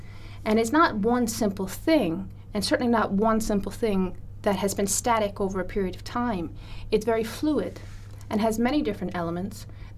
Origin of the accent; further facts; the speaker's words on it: rural Newfoundland, Newfoundland and Labrador, Canada; I'm from Canada, and I grew up in rural Newfoundland